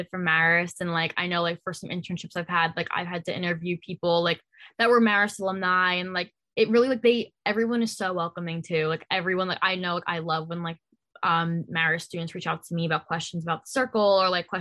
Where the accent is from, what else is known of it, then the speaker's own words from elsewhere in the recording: New Jersey, United States; I was from New Jersey